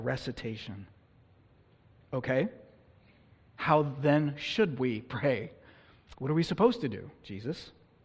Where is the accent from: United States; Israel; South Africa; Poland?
United States; California; the church I grew up in California